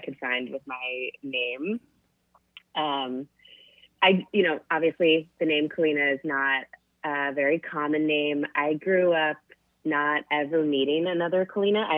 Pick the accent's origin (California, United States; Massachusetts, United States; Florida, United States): Florida, United States; Coral Springs; also born or lived in New York / San Francisco; now in Texas, United States; all of my formative years were spent in South Florida in a city called Coral Springs, which is a suburb of Fort Lauderdale.